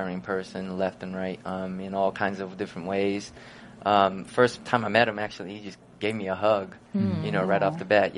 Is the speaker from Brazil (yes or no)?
yes; Brazil; born or raised there; moved away